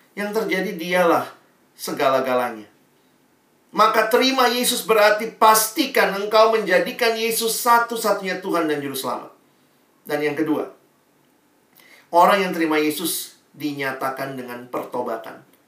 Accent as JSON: {"language": "Indonesian", "town": "Makassar", "region": "South Sulawesi", "country": "Indonesia", "tie": "born or raised there", "said": "Saya lahir besar di Makassar"}